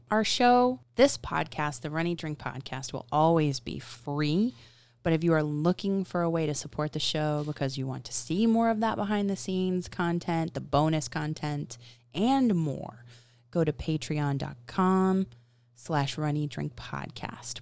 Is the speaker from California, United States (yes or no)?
no; Florida, United States; being in Florida for a large part of my childhood